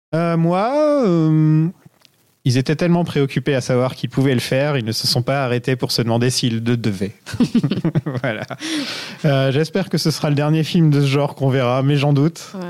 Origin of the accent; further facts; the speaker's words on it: France; je suis un vrai français